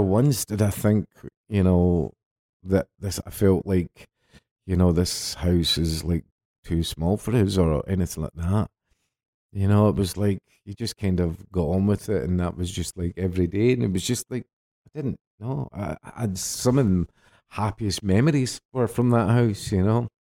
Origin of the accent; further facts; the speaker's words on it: Glasgow, Scotland, United Kingdom; In between the Balance and Celtic Park. That's where I was sort of brought up